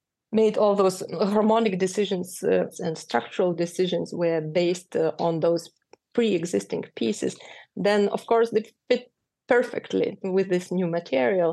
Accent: Lithuania; first language Lithuanian; English is a second language; moved away as an adult; also born or lived in Russia; now in New York, United States; I was born in Russia, but at home we were speaking Lithuanian. So I had those two identities already since birth. So I always carried them. So when we moved to Lithuania

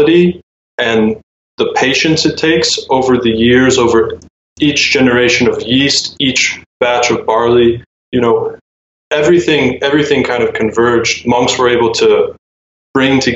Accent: South Carolina, United States; moved away as an adult; now in Norcia, Italy; I'm originally from South Carolina

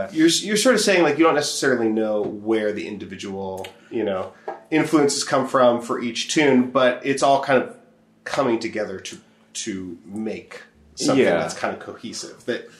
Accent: Portland, Oregon, United States; also born or lived in Hillsboro, Oregon; I grew up in Portland and in Hillsborough, just outside of here.

